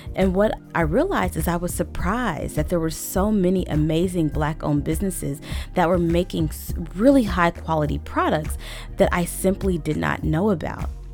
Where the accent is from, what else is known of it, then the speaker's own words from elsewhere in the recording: Little Rock, Arkansas, United States; I grew up in Little Rock, Arkansas